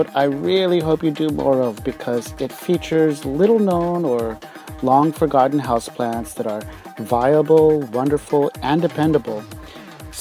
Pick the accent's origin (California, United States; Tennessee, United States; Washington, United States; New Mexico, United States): New Mexico, United States; moved away as an adult; now in Seoul, South Korea; I'm an American expat living in South Korea, going on over 12 years now. I grew up in the desert climate of New Mexico